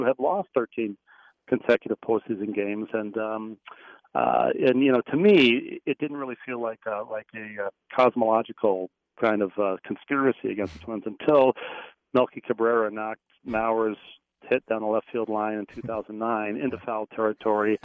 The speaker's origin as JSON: {"language": "English", "region": "Minnesota", "country": "United States", "tie": "born or raised there", "also_born_or_lived": "New York", "moved": "as an adult", "said": "growing up in Minnesota and having moved to New York and lived there"}